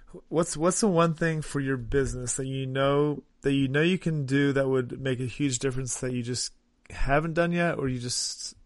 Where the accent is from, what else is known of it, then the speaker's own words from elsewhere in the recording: East Coast, United States; So I grew up on the East Coast, and I play baseball in college.